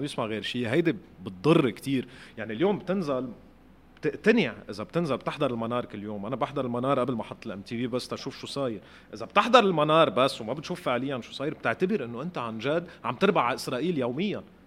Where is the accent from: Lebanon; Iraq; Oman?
Lebanon; انا مواطن لبناني